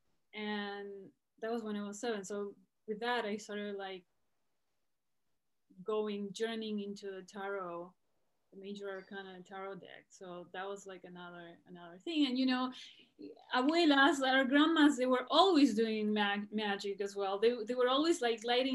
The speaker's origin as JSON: {"language": "English", "region": "Buenos Aires", "country": "Argentina", "tie": "born or raised there", "also_born_or_lived": "Los Angeles, California", "moved": "as an adult", "lives_now": "California, United States", "said": "I was born here in California, Los Angeles, but my parents are Argentinian, so they raised my brother and I in Buenos Aires."}